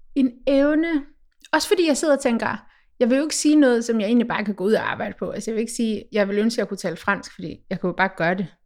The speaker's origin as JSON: {"language": "Danish", "country": "Denmark", "said": "som dansker"}